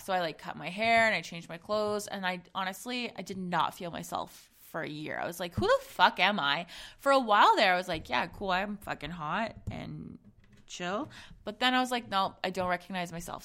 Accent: Zambia; I'm from Zambia, um, and so my family is, is from there as well

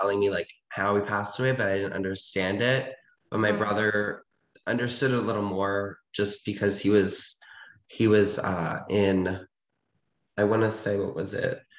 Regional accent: Reisterstown, Maryland, United States; I was born in like this suburban town. It's called Ricerstown

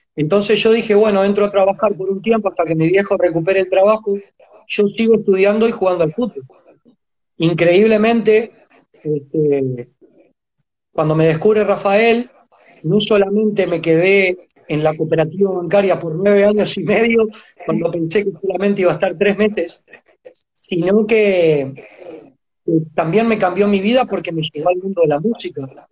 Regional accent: Montevideo, Uruguay; also born or lived in Mercedes, Soriano, Uruguay; cuando yo tenía 5 añitos se la jugó y se vino a Montevideo, a la capital, porque nosotros éramos de Mercedes, va, soy nacido en Mercedes, en Soriano

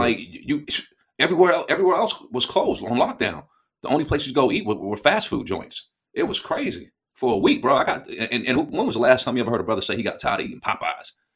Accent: United States; as an American

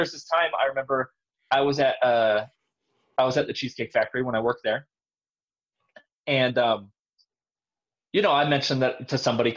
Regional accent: Southern California, United States; moved away; I'm from California. I'm from Southern California

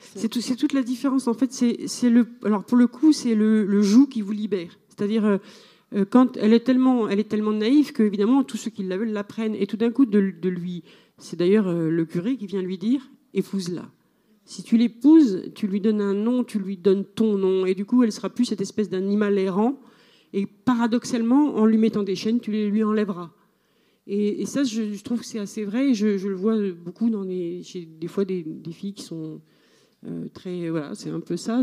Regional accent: Switzerland; moi je dis que je suis suisse là-bas

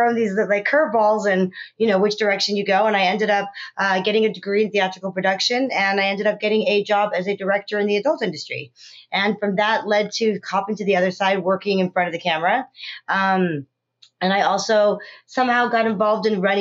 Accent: California, United States; also born or lived in South Africa; I was born in South Africa, raised in California.

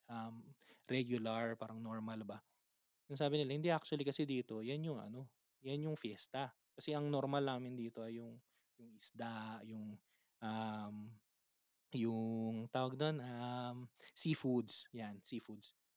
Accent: Manila, Metro Manila, Philippines; taga Manila kami

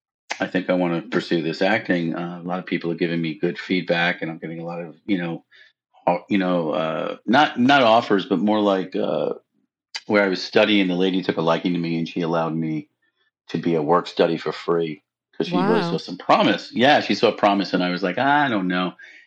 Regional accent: Brooklyn, New York, United States; accent: Brooklyn; Because I was from Brooklyn, so she made fun of me a little bit.

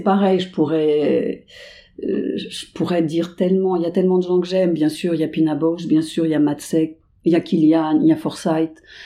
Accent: Paris suburbs, Île-de-France, France; je viens de la banlieue parisienne

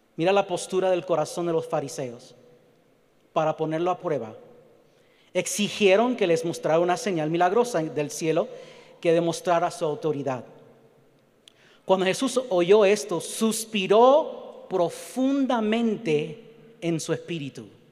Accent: Puerto Rico; yo soy puertorriqueño

